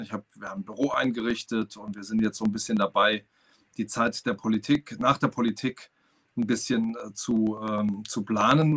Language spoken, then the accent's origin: German; Saarland, Germany; ich komme aus dem Saarland